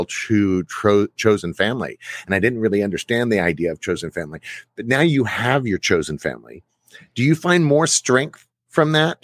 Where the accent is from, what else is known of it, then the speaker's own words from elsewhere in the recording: Plano, Texas, United States; also born or lived in Dallas, Texas; I grew up in Texas, Plano, Texas.